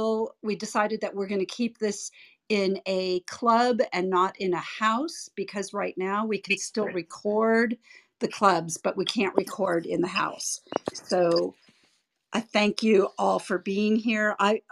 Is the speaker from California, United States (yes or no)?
yes; California, United States; now in Dallas, United States; I am from California and I'm in landlocked Dallas, Texas.